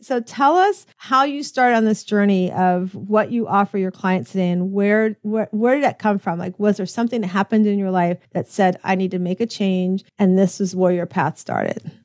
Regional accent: Tampa, Florida, United States; also born or lived in Connecticut; my hometown of, of Tampa, Florida

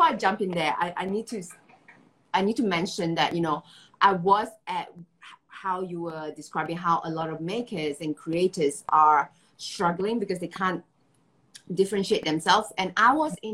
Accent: Malaysia; now in Singapore; I'm based in Singapore. I'm originally from Malaysia.

